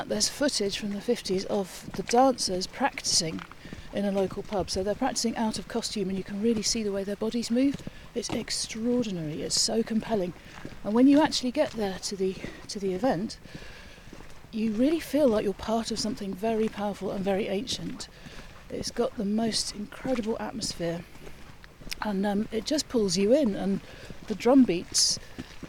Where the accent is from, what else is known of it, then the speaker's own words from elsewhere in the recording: Birmingham, West Midlands, United Kingdom; also born or lived in North Cornwall; now in Cornwall, United Kingdom; I'm from Birmingham originally